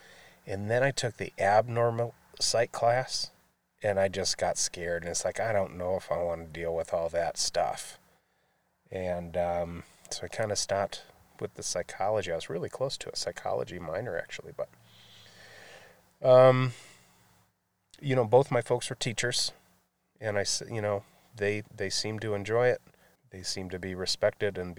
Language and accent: English; Grand Blanc, Michigan, United States; also born or lived in Flint, Michigan; I was raised nearby, just south of Flint, in Grand Blanc